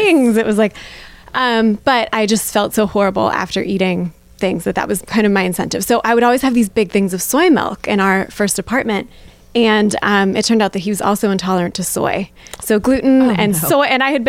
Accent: Pittsburgh, Pennsylvania, United States; I love Pittsburgh. Yeah. I'm born and bred in Pittsburgh. Love it here. Love Millvale.

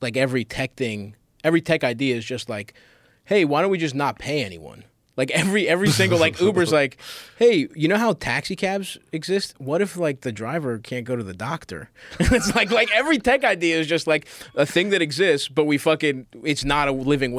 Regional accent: Baltimore, Maryland, United States; I grew up in Baltimore

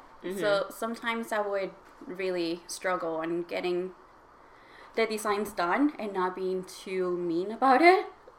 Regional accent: Alaska, United States; also born or lived in Mexico; now in Vancouver, Canada; I was born in Mexico, but I was raised in Alaska

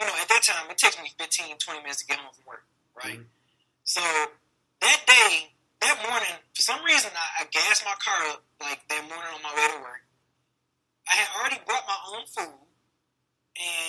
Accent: Detroit, Michigan, United States; Grew up, born and raised in the West Side

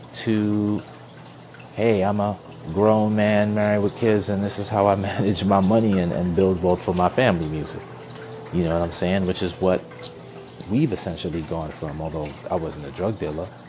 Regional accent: New York, United States; Growing up in New York in 92, 93, 94

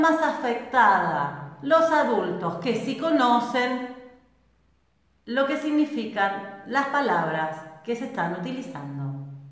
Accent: Argentina

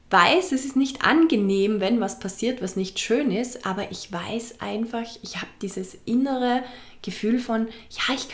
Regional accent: Vorarlberg, Austria; now in Fuerteventura, Spain; einige Wochen in meiner Heimat in Vorarlberg. Es war wunderschön. Ich habe es sehr geliebt und bin jetzt gerade wieder zurück auf Fuerteventura, meiner momentanen zweiten Heimat.

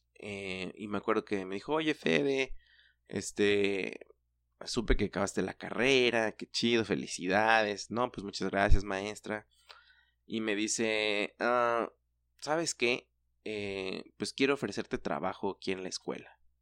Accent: Mexico; nuestra cultura como mexicanos

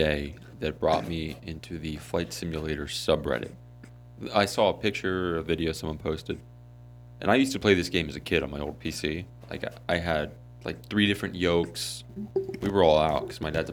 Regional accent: Sweden; moved away; with the new Sweden update, I went around to my hometown

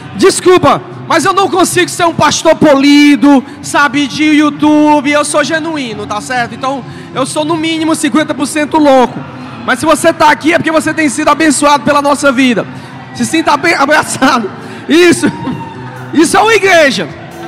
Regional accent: Ceará, Brazil; Eu sou cearense

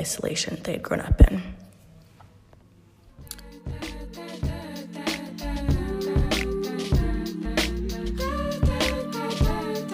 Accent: New York City, New York, United States; I'm from Brooklyn, New York

